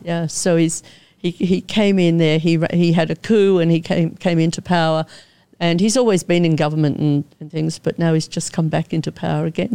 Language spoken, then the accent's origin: English; Melbourne, Victoria, Australia; moved away as an adult; also born or lived in Koh Samui, Thailand / Asia; I'm an Aussie born and bred from Melbourne.